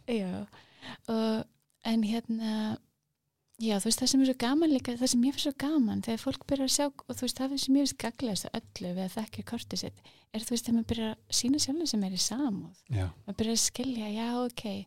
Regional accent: Kópavogur, Capital Region, Iceland; ég ólst upp í Kópavægi

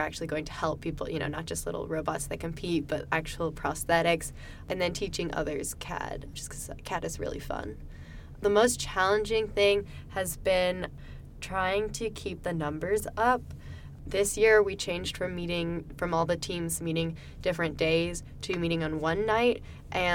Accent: Charlotte, North Carolina, United States; I'm from Charlotte, so close

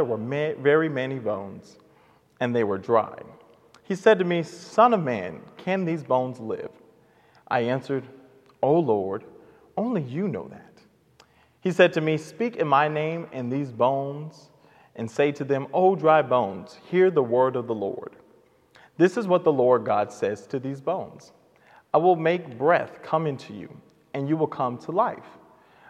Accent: Oklahoma City, Oklahoma, United States; I was raised at the Redeemed Missionary Baptist Church here in Oklahoma City with my mother and grandmother and my siblings.

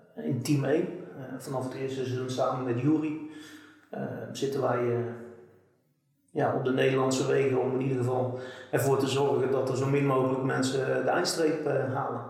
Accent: Bavel, North Brabant, Netherlands; ik kom hier uit, uit Bavel

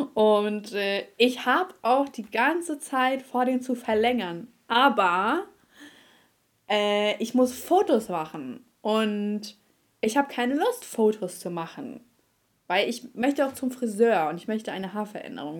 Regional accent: Germany; als Deutscher

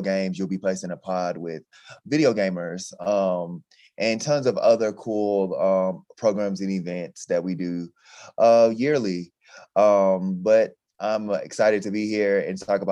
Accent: Atlanta, Georgia, United States; moved away as an adult; also born or lived in Texas; now in Nevada, United States; I'm from Atlanta, Georgia.

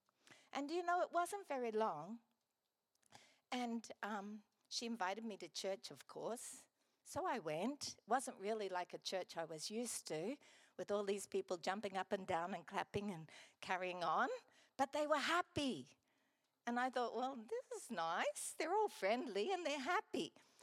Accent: Gladstone, Queensland, Australia; also born or lived in Brisbane; I grew up here in Gladstone

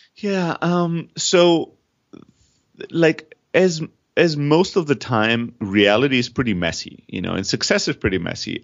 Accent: Germany; moved away; also born or lived in Greece; I'm originally from Greece. I grew up in Germany

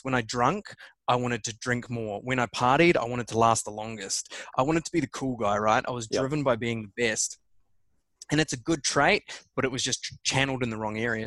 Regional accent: New Zealand; born or raised there; also born or lived in England

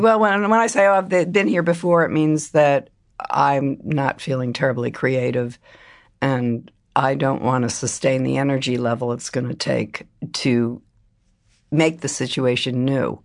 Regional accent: Silver Spring, Maryland, United States; moved away as an adult; also born or lived in Fairfax County, Virginia / Philadelphia; I grew up first in, um, Fairfax County, Virginia, and then Silver Spring, Maryland

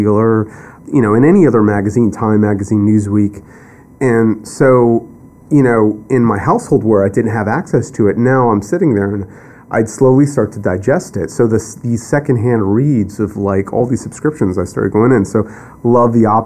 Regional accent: Akron, Ohio, United States; moved away as an adult; also born or lived in Waterbury, Connecticut / Eastern Corridor; now in New York, United States; I was born in Waterbury, Connecticut. And we moved along the Eastern Corridor and then eventually wound up in what is Northeastern Ohio, Akron, Ohio

